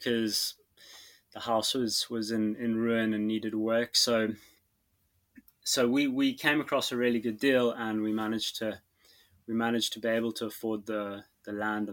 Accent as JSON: {"language": "English", "town": "Cape Town", "region": "Western Cape", "country": "South Africa", "tie": "born or raised there", "also_born_or_lived": "London, United Kingdom", "moved": "as an adult", "lives_now": "Wales, United Kingdom", "said": "I'm actually South African, born and raised in Cape Town."}